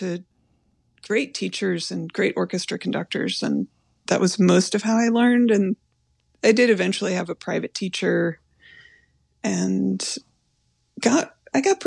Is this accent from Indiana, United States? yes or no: yes; Indiana, United States; moved away as an adult; also born or lived in North Carolina; I moved from Indiana to North Carolina to go to college.